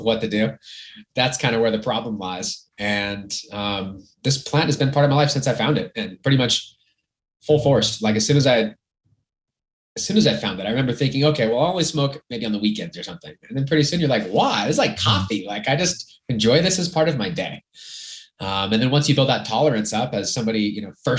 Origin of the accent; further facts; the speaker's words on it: Orange County, California, United States; moved away as an adult; also born or lived in Lake Arrowhead, California / Lake Tahoe; now in Montrose, United States; I'm from California. Okay. I grew up in Orange County